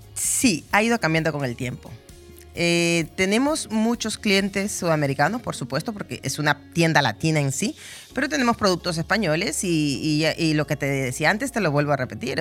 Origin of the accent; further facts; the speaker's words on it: Ecuador; moved away as an adult; now in Benidorm, Spain; soy de Ecuador, pero vivo 20 años aquí en Benidorm